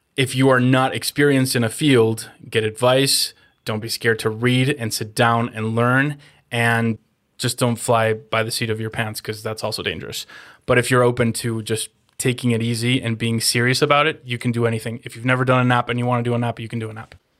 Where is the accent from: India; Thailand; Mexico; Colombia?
Mexico; moved away as an adult; also born or lived in Los Angeles, United States; I'm born and raised in Mexico, but I was in L A and I didn't wanna go back to Mexico